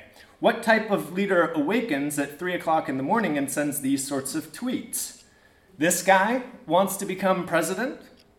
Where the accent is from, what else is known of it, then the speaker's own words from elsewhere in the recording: United States; moved away as an adult; now in Oxford, United Kingdom; I am an American